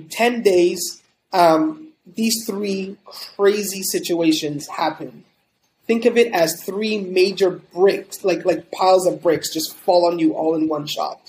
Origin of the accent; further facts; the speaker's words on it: Montreal, Quebec, Canada; moved away as an adult; I'm originally from Montreal, Canada. I grew up, born and raised over there for the first 24 years of my life